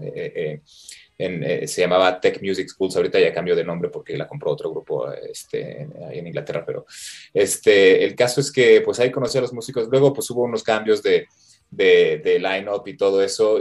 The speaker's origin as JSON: {"language": "Spanish", "country": "Mexico", "moved": "yes", "said": "como mexicano"}